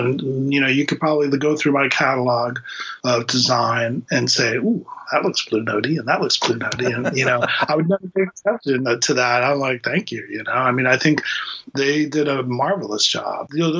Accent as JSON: {"language": "English", "town": "Miami", "region": "Florida", "country": "United States", "tie": "born or raised there", "lives_now": "Boston, United States", "said": "I was born and raised in Miami, Florida. I came to Boston to go to Boston University."}